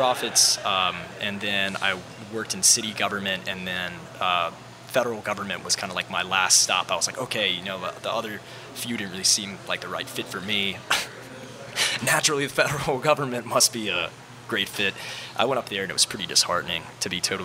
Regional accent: Gulf Shores, Alabama, United States; moved away as an adult; also born or lived in Mobile, Alabama; now in New Orleans, United States; I was born there and then grew up in Gulf Shores and moved over here in 2012 and went to Tulane.

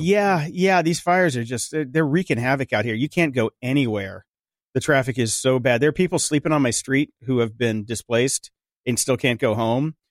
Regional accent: Pennsylvania, North Carolina, East Coast, United States; I'm from the East Coast, Pennsylvania, North Carolina, all that, that area

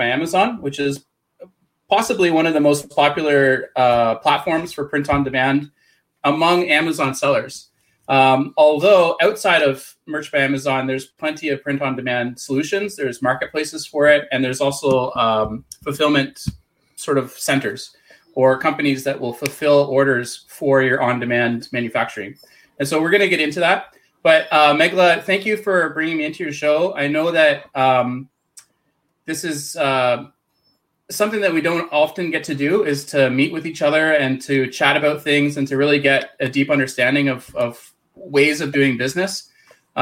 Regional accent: Canada; accent: Canadian; So I'm in Canada. You'll probably notice I have a weird Canadian accent.

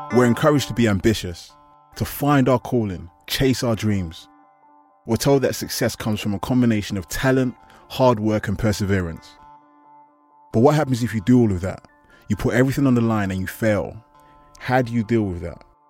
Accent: London, United Kingdom; I'm from East London.

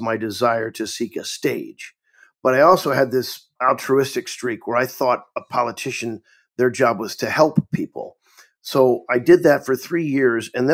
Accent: Tipton, Missouri, United States; moved away as an adult; I'm from Tipton.

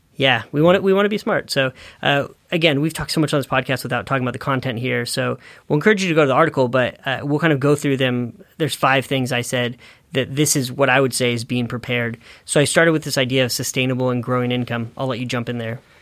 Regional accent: Northern California, United States; growing up in Northern California and seeing some of those damages in my hometown

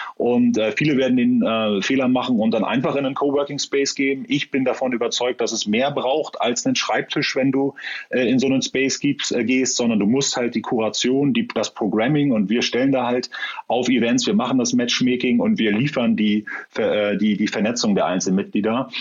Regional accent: Northern Germany, Germany; also born or lived in Hamburg; Ich äh, selber bin ja Norddeutscher, äh, weiß nicht, ob man das hört

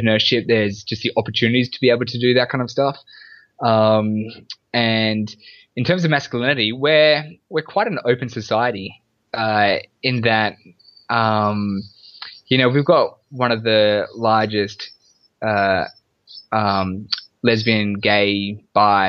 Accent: Sydney, New South Wales, Australia; born and raised in Australia, and in Sydney, Australia.

